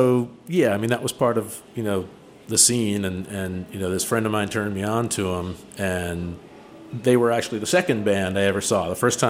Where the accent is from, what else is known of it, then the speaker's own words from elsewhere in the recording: Cheverly, Maryland, United States; I grew up out in the suburbs in one of the original Chevrolet Hillbillies, Chevrolet, Maryland, out in PG County